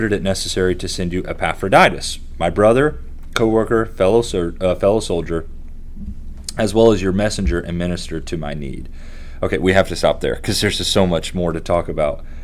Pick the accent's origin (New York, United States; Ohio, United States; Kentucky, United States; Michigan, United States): Kentucky, United States; I'm from Kentucky